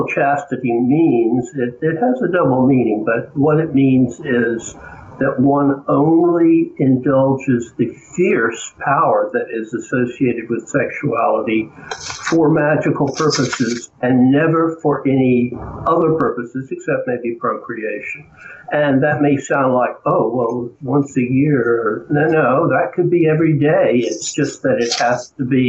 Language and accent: English; Georgia, United States; accent: Southern; I was born in Georgia, raised in Georgia